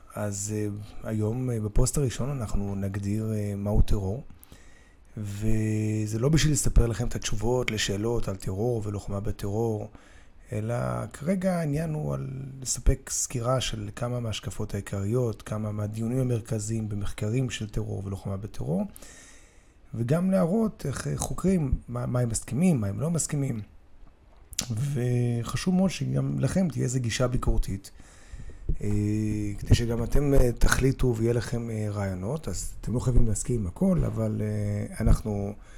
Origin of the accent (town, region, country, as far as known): Israel